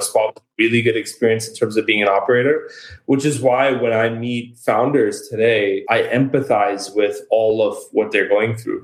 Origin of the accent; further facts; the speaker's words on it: New York, United States; moved away; I'm a New Yorker at heart